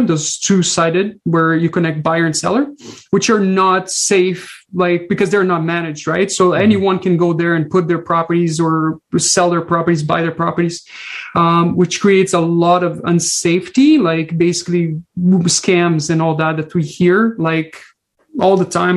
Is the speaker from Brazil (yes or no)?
yes; Brazil; moved away as an adult; now in British Columbia, Canada; I'm originally from Brazil came with zero money, zero friends, zero family, and um, really start a brand new life um, after living my whole life in Brazil.